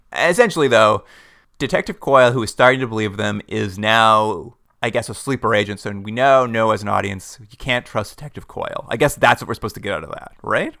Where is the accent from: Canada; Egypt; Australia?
Canada; we're from Canada